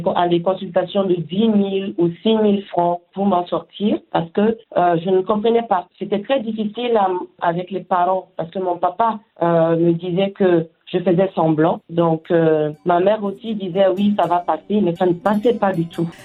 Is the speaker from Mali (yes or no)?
yes; Mali; moved away; chez nous au Mali